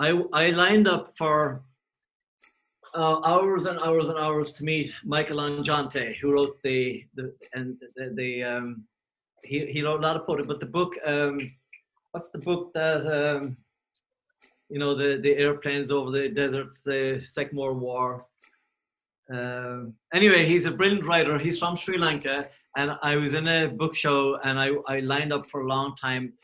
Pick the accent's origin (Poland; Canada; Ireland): Ireland; Cork, Munster; I grew up in Cork, and we didn't have electricity or anything for a long time